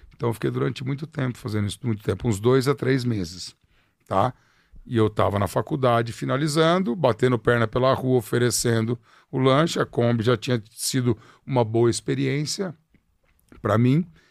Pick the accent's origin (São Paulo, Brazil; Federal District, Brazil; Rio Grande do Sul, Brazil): São Paulo, Brazil; Ribeirão Preto; also born or lived in Piracicaba; now in São Paulo, Brazil; Nasci em Piracicaba, morei um tempo em Ribeirão Preto